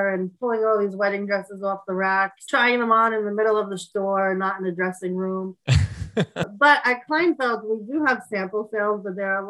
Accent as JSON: {"language": "English", "town": "New York City", "region": "New York", "country": "United States", "tie": "born or raised there", "said": "I grew up in Bay Ridge, Brooklyn, where I still live now."}